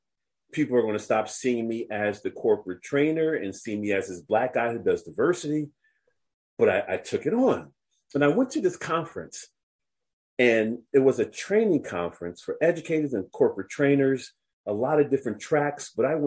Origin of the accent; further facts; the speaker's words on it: United States; I'm very aware that I'm an American.